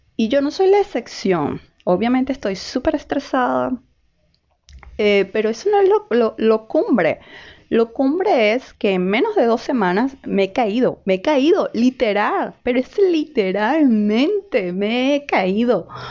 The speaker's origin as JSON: {"language": "Spanish", "country": "Venezuela", "moved": "as an adult", "lives_now": "Chile", "said": "ya saben que soy venezolana, em, y tengo muchas especialidades, psiquiatra, etcétera, etcétera, etcétera, pero aquí en Chile soy una migrante más"}